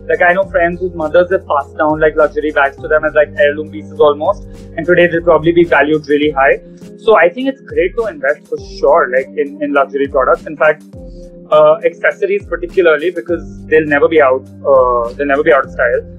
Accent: Delhi, India; now in Mumbai, India

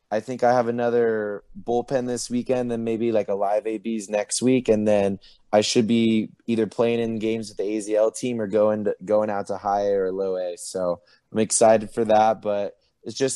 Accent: Oceanside, California, United States; moved away as an adult; also born or lived in New Orleans, Louisiana; I'm from Oceanside, California

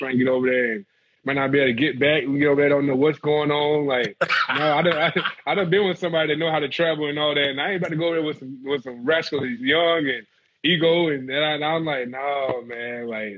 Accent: the South, United States; We laugh so much every day about something, about growing up in the South and dealing with, like, whether it was my daddy.

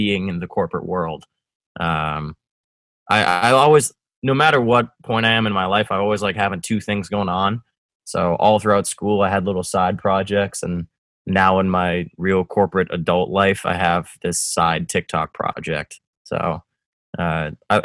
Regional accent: Winchester, Massachusetts, United States; also born or lived in Medford, Massachusetts / South Boston; I was born in Medford, lived in Winchester, and now here we are living in South Boston

